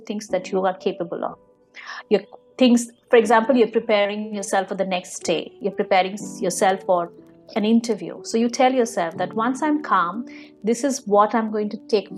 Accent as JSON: {"language": "English", "country": "India", "tie": "born or raised there", "moved": "yes", "said": "I come from India. I'm born and brought up there"}